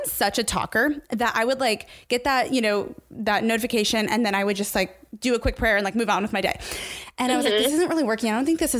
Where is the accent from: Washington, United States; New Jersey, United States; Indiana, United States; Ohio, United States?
Indiana, United States; I'm from Indiana